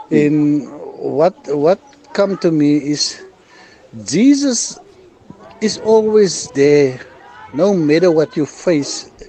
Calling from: Gouda, Western Cape, South Africa; I'm here from Gouda in the Western Cape.

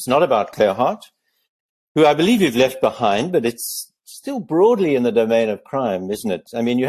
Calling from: Cape Town, Western Cape, South Africa; I now have a position as a research associate at the University of the Western Cape here in Cape Town, which is where I'm speaking to you from.

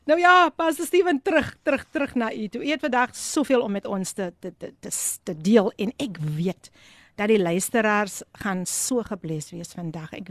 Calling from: Wellington, Western Cape, South Africa; van Wellington.

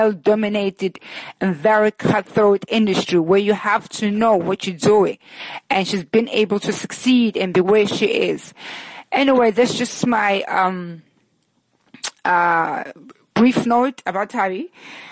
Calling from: New York, United States; I'm calling in from Brooklyn, New York

